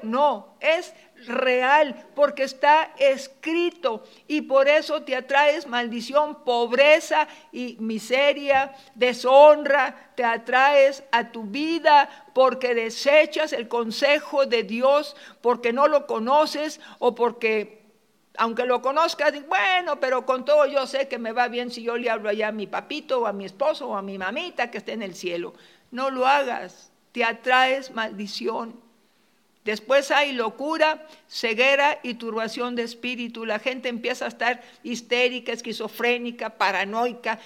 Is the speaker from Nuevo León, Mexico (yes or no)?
yes; Monterrey, Nuevo León, Mexico; moved away; Allá en Monterrey, mi tierra